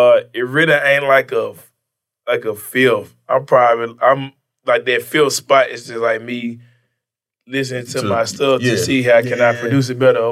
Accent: Memphis, Tennessee, United States; man, I'm from Memphis?

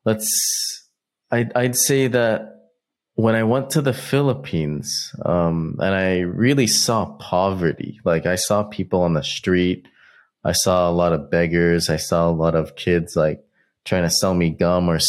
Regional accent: United States; we're really lucky to grow up and be raised in America

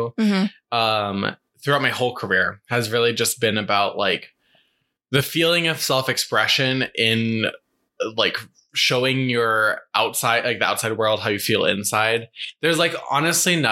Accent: Fort Collins, Colorado, United States; I'm from Colorado. I'm from Fort Collins.

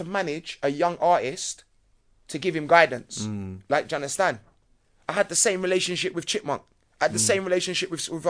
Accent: London, United Kingdom; I come from Battersea, so I would be classed as coming from Junction.

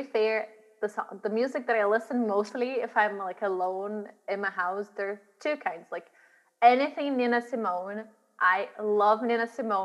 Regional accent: Brazil; moved away as an adult; now in Glasgow, United Kingdom; I grew up in Brazil

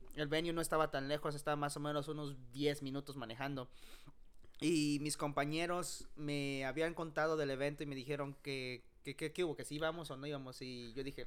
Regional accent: Arlington, Texas, United States; yo soy de Arlington.

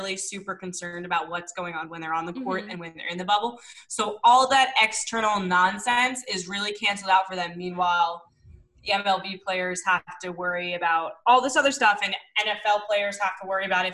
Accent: New York City, New York, United States; now in Long Island, United States; I'm from Manhattan. I'm not from Brooklyn. So even though I just moved out to Long Island

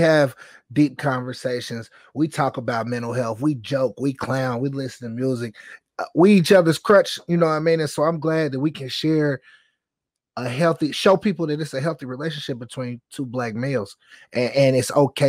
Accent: Indianapolis, Indiana, United States; moved away as an adult; also born or lived in Birmingham, Alabama; I'm from Indianapolis, Indiana, born and raised

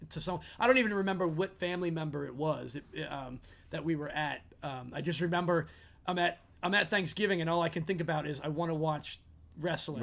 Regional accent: Philadelphia, Pennsylvania, United States; being from Philly, I'm not, I'm quote unquote from Philly

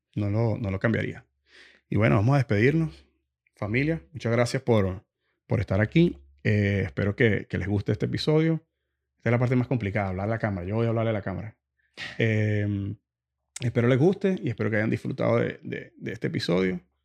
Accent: Venezuela; moved away; viniendo de Venezuela

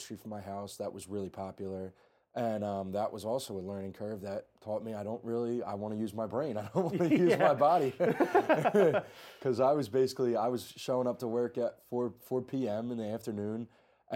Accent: New Jersey, United States; I'm from the South Jersey area

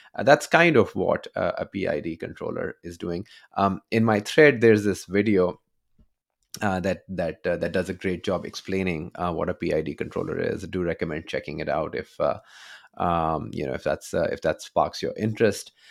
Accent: Pakistan; I'm, I'm from Pakistan, born and raised

